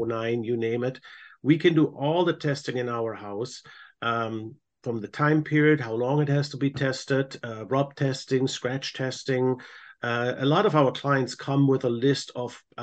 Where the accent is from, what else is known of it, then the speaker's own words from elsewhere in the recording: Germany; moved away as an adult; now in United States; born and raised in Germany, came about 25 years ago to America through my wife, who is American